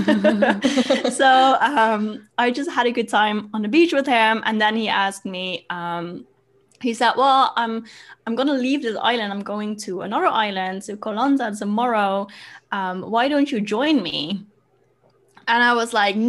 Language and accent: English; Netherlands; also born or lived in Germany / Bali; I came back home. Mm. Yeah. So I'm in the Netherlands now.